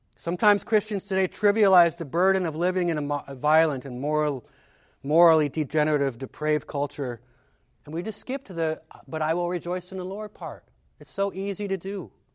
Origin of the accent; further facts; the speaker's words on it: United States; As an American